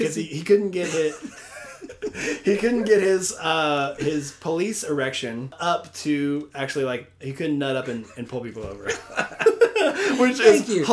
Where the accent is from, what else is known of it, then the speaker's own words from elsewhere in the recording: Arkansas, United States; I'm from Arkansas